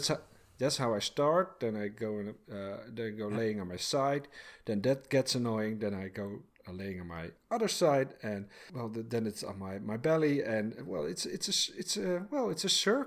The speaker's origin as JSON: {"language": "English", "town": "Egmond-Binnen", "region": "North Holland", "country": "Netherlands", "tie": "born or raised there", "moved": "yes", "lives_now": "Bordeaux, France", "said": "I grew up in Egmond Binnen."}